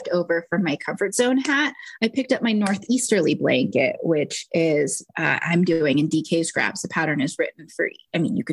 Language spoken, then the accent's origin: English; Houston, Texas, United States; I grew up in Houston, so that's the only thing I remember from being a child in the Gulf Coast around Mardi Gras is enjoying king cake